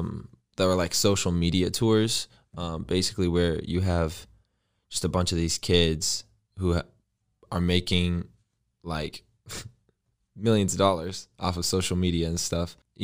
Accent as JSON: {"language": "English", "region": "Indiana", "country": "United States", "tie": "born or raised there", "said": "So I'm originally from Indiana, born and raised, grew up in the Midwest."}